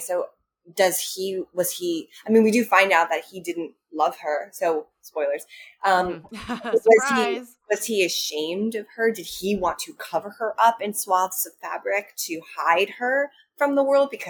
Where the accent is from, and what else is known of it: United States